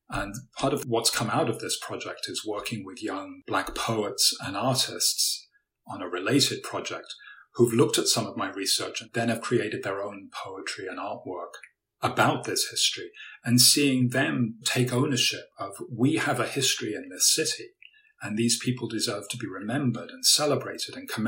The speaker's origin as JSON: {"language": "English", "area": "Suffolk", "region": "East of England", "country": "United Kingdom", "tie": "born or raised there", "said": "My family all came from the East End of London, and I visited grandparents in the East End growing up. I grew up in Suffolk."}